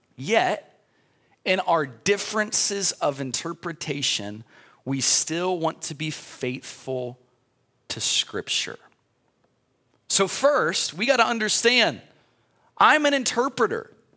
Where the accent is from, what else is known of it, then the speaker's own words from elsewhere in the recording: United States; I'm an American